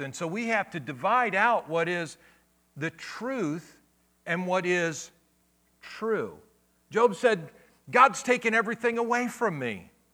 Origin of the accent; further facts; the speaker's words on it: Akron, Ohio, United States; when I grew up as a kid, I grew up in Akron, Ohio